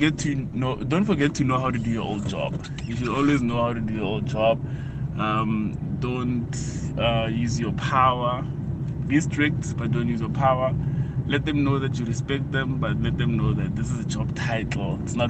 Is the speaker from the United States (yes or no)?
no; Pretoria, Gauteng, South Africa; I'm from Pretoria.